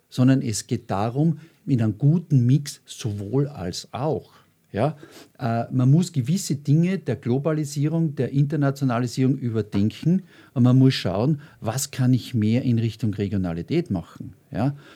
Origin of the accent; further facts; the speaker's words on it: Austria; als Österreicher darf ich das sagen, ich war sehr, sehr viel unterwegs.